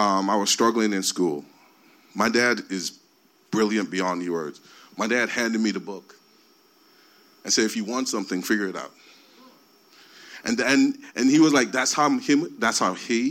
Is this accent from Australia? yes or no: no; Jamaica; moved away; I was born in Jamaica in the rural country where we carried water every day. We had outhouses, and I wanted to be a doctor. I came here